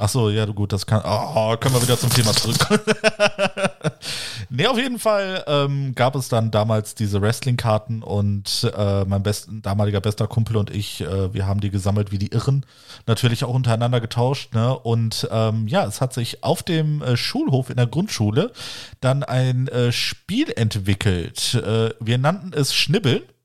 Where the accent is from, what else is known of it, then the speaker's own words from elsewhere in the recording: the West, western Germany, Germany; bei uns im Westen